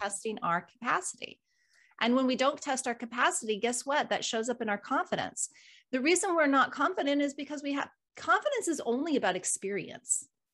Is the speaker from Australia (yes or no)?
no; United States